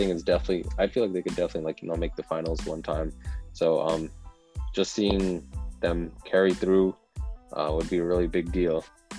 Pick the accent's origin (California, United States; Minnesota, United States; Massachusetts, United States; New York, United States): New York, United States; I'm from New York